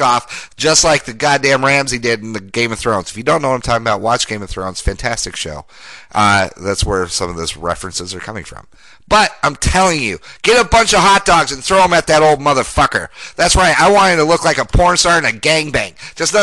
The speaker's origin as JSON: {"language": "English", "town": "Denver", "region": "Colorado", "country": "United States", "tie": "born or raised there", "said": "Grew up, born and raised in Denver, Colorado"}